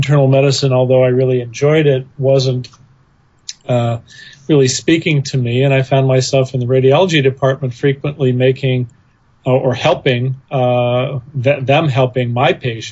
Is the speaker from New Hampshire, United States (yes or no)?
no; Bay Area of California, United States; I grew up in the Bay Area of California